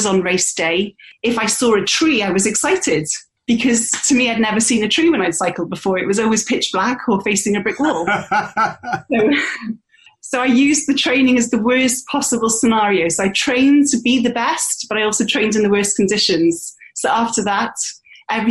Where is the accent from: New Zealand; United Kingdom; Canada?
United Kingdom; moved away as an adult; also born or lived in Australia; now in Bristol, United Kingdom; I'm British born. I do have an Aussie passport.